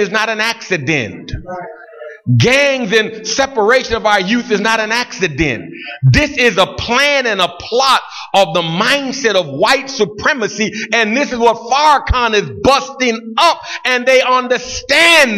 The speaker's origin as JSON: {"language": "English", "town": "Buffalo", "region": "New York", "country": "United States", "tie": "born or raised there", "said": "I grew up in Buffalo"}